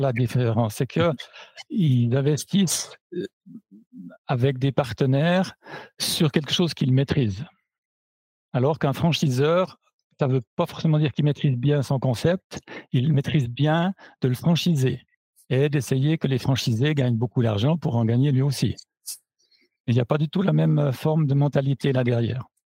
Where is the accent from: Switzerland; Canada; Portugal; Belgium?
Switzerland; moved away as an adult; now in Germany; à l'origine, j'étais, donc je suis suisse, à l'origine, j'étais prof je suis parti pour une plus belle que les autres euh, en Allemagne, où j'ai découvert la branche du fitness et où je suis resté depuis